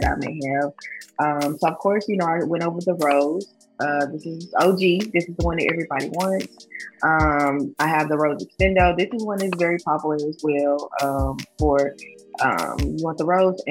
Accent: Jackson, Tennessee, United States; most of my clients are in my hometown, obviously, in Jackson, Tennessee

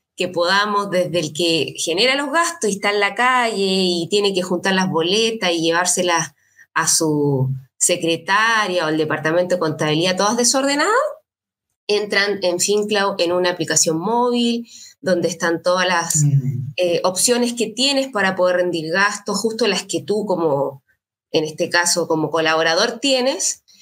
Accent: Valparaíso, Chile; also born or lived in Viña del Mar; Yo soy nací en Valparaíso, estudié en la, universidad acá.

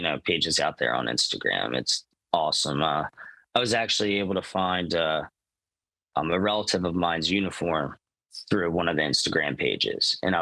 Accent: New Jersey, United States; I'm from New Jersey

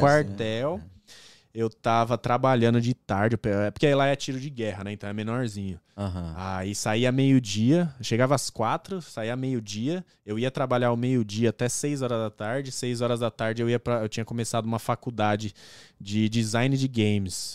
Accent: São Caetano do Sul, São Paulo, Brazil; moved away as an adult; also born or lived in Pirituba, São Paulo; now in Toronto, Canada; Eu fui morar em São Caetano com meus é. avós e tal, com a minha mãe. Aí cresci lá

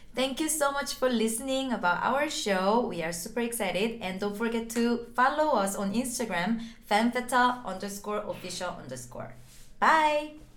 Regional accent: South Korea; now in Los Angeles, United States; I'm originally from South Korea and now I am based in Los Angeles

